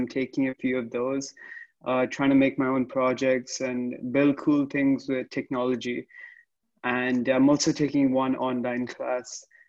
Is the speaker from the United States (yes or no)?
no; Dubai, United Arab Emirates; also born or lived in Pune, India; And I'm originally from India. I was born in Pune, but I've lived in Dubai for the past 16 years, and that's where I applied to Michigan from. And right now I'm in Dubai as well.